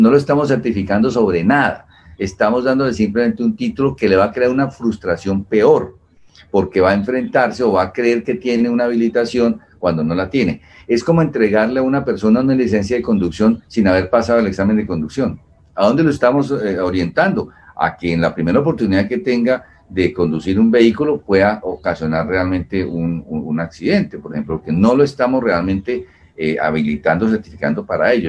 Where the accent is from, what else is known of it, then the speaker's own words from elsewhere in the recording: Colombia; nosotros como colombianos